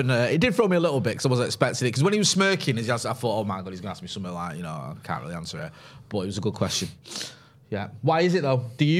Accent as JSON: {"language": "English", "town": "Partington", "region": "North West England", "country": "United Kingdom", "tie": "born or raised there", "said": "When I grew up in Partington, we used to say we lived in Lower Cheshire."}